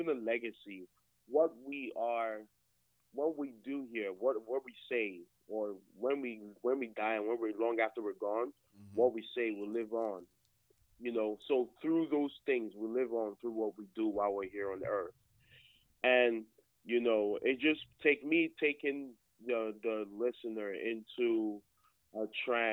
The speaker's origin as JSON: {"language": "English", "country": "Nigeria", "tie": "born or raised there", "moved": "as an adult", "said": "I was born in Nigeria. Came over here in, you know, not too long ago, 2014, for education"}